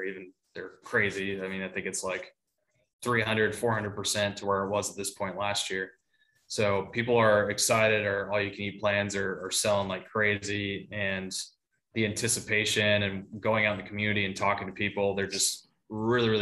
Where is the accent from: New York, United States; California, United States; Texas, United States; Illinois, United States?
Texas, United States; moved away as an adult; also born or lived in Columbus, Ohio / Delaware; now in Florence, South Carolina, United States; originally I was born in Columbus, Ohio, but most of my life was in Texas. My family, my parents are in San Antonio. My wife's family's in Dallas. So Texas is home